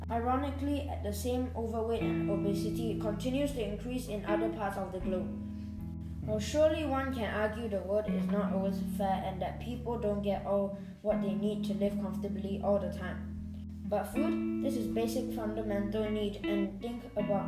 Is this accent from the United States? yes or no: no; Malaysia; from Malaysia